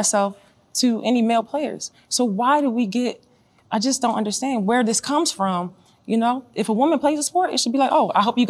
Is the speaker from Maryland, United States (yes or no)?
yes; Baltimore, Maryland, United States; moved away as an adult; also born or lived in Turkey / Russia; growing up in Baltimore, I was only girl out there, 8 years old, playing with all the guys.